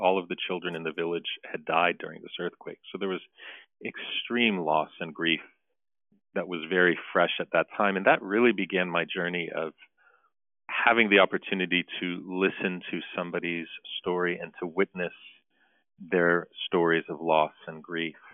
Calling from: Armonk, New York, United States; I'm calling in from St. Nerses this morning here in Armonk, New York, in Westchester County.

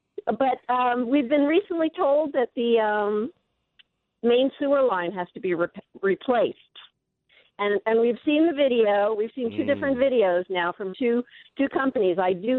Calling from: Sahuarita, Arizona, United States

